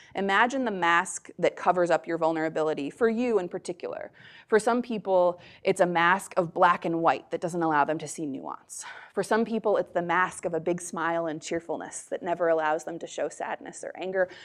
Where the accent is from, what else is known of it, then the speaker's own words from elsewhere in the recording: United States; I'm a white person, I grew up in America